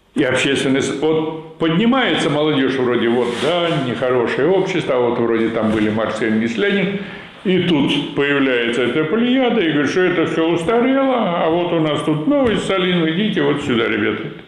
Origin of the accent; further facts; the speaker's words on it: Vyshny Volochyok, Tver Oblast, Russia; в моем родном городе, значит, было несколько фабрик комбинатов в Вышнем Волочке